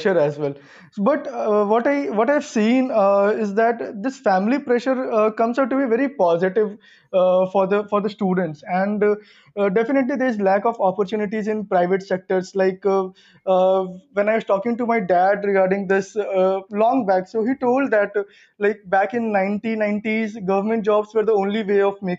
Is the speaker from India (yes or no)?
yes; Patna, Bihar, India; moved away as an adult; also born or lived in Kerala / Chennai / Singapore / Mumbai; born and brought up in Patna, Bihar.